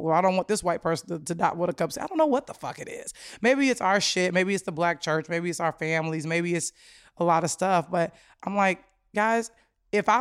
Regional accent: Chicago, Illinois, United States; I'm a Chicagoan through and through

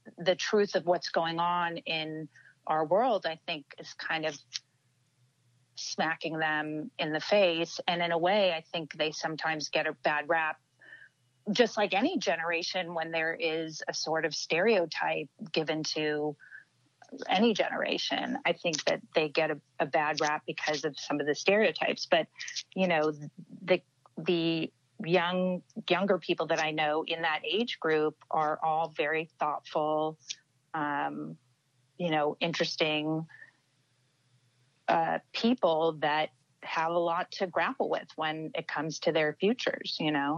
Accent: Los Angeles, California, United States; I'm born and raised here

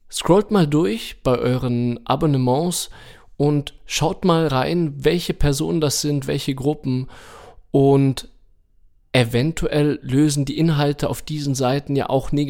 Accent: Germany; Im Ausland sind wir Deutsche nämlich für unsere Sorgen und Ängste bekannt.

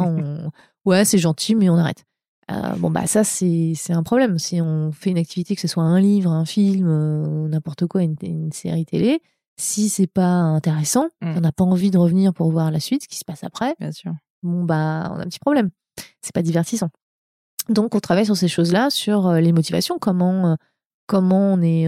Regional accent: France; moved away as an adult; also born or lived in Montreal; now in California, United States; je, suis française. Hein, je suis pas américaine. J'ai une carte verte.

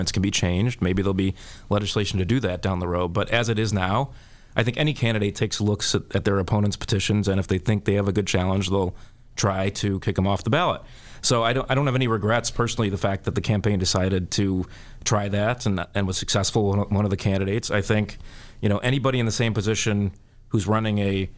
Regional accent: Chicago, Illinois, United States; as a Chicagoan and born and raised here and plan to spend my whole life here

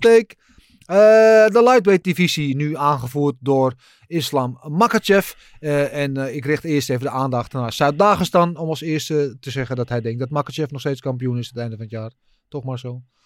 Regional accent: Brazil; moved away; Ik als Braziliaan

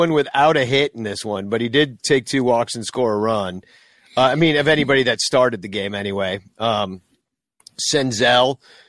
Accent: Arlington Heights, Illinois, United States; I grew up on Drury Lane, okay? I literally lived on a street called Drury growing up in Arlington Heights, Illinois.

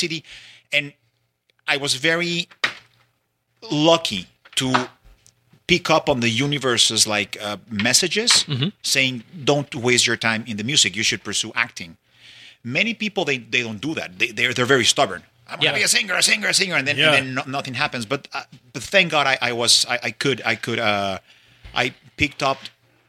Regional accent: Mexico City, Mexico; moved away; I grew up in Mexico City. In Mexico City. I actually, my mother's from Brazil, my father is from Mexico, and I grew up in Mexico City.

